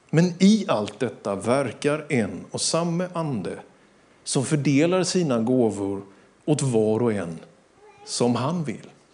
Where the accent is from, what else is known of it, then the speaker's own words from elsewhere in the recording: Sweden; Vi är svenskar, vi bor i Sverige